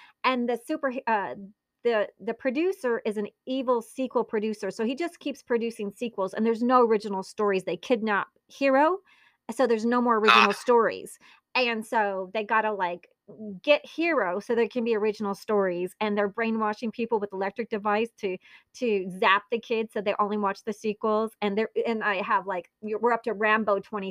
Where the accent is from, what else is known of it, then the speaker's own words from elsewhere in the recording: Italy; I was born in Italy. My mother's Italian.